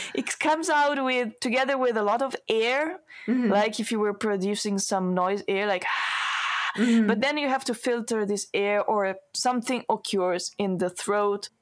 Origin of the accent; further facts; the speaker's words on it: Italy; English is a second language; moved away as an adult; now in Malmö, Sweden; students from the conservatory in my hometown